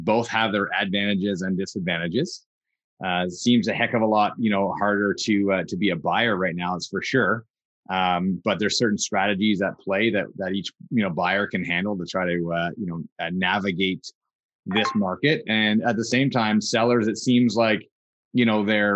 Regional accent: Kingston, Ontario, Canada; both my wife and I grew up in Kingston, Ontario.

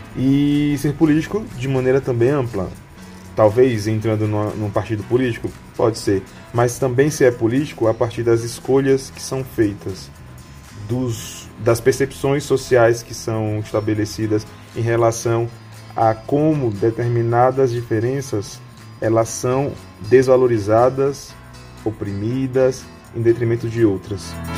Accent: Aracaju, Sergipe, Brazil; now in Brasília, Brazil; Sergipe, que é minha que é meu estado natal, né, em Aracaju, por exemplo, que é a cidade onde eu nasci, como também aqui em Brasília

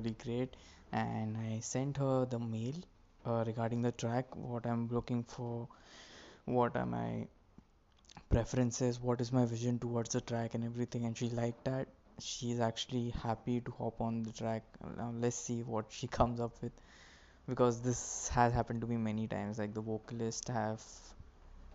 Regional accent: Maharashtra, India; first language Marathi; English is a second language; Marathi is basically my local language, my mother tongue

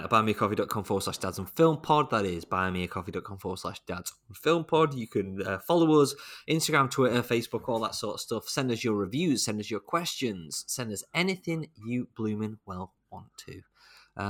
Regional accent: the Northwest, North West England, United Kingdom; I'm from the Northwest

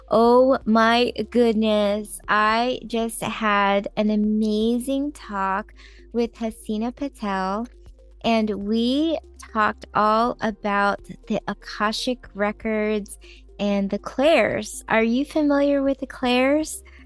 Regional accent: California, United States; I am a native Californian, and so are my parents

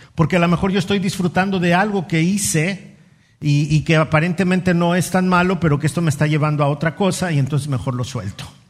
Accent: Mexico City, Mexico; moved away; ahí en la Ciudad de México donde yo nací y crecí

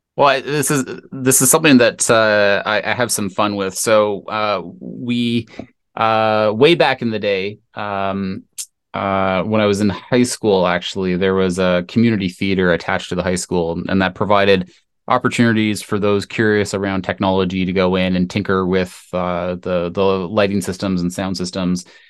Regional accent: Canada; I am Canadian, company was, was based in Canada

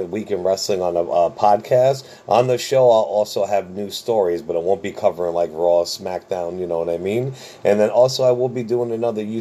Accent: New Jersey, United States; I'm from Jersey, went to the Garden as a kid

